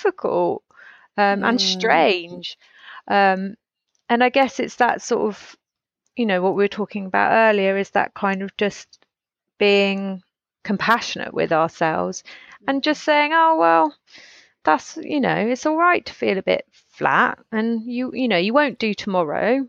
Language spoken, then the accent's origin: English; United Kingdom; we're so British